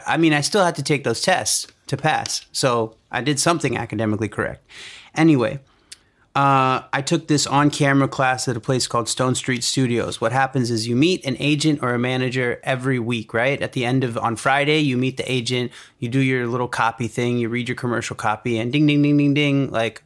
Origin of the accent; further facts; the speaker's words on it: India; I'm here. I'm Indian. I know you guys need diversity.